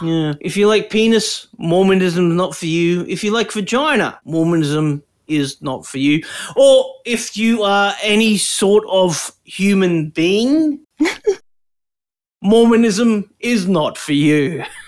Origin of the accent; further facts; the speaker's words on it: Brisbane, Queensland, Australia; also born or lived in Toowoomba; We grew up in Brisbane, except you and me grew up on the north side, and I'm on the south side now.